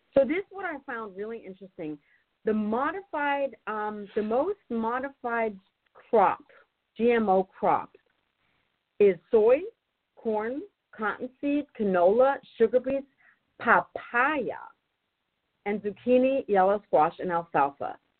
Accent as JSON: {"language": "English", "country": "Germany", "also_born_or_lived": "North Carolina, United States", "moved": "as an adult", "lives_now": "Northern California, United States", "said": "I'm originally from Germany"}